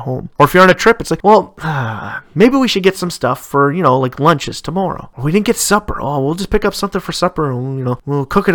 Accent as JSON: {"language": "English", "region": "Ontario", "country": "Canada", "said": "in my home country of Canada"}